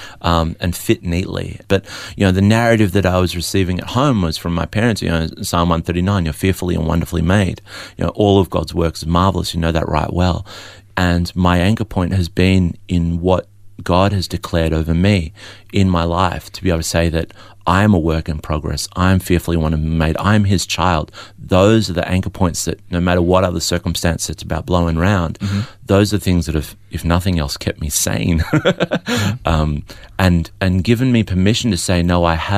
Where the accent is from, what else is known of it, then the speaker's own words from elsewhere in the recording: Melbourne, Victoria, Australia; also born or lived in Adelaide; I was born in Adelaide but raised in Melbourne.